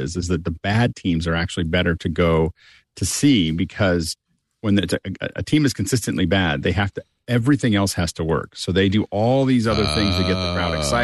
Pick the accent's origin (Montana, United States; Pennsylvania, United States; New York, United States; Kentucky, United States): Pennsylvania, United States; Pittsburgh; I'm from Pittsburgh